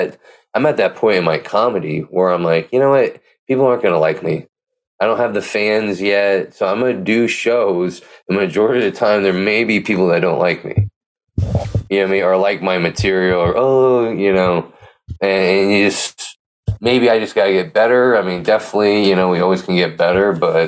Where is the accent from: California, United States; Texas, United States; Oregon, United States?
California, United States; Pleasanton; born or raised there